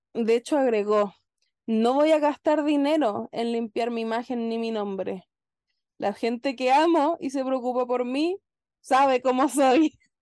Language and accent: Spanish; Santiago, Santiago Metropolitan Region, Chile; somos de Cerrillo